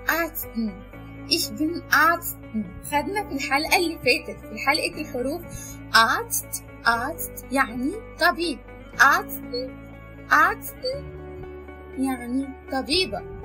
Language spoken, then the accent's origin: Arabic; Egypt; عندنا في مصر